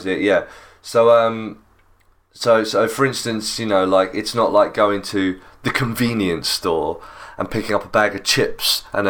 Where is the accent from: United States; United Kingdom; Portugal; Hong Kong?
United Kingdom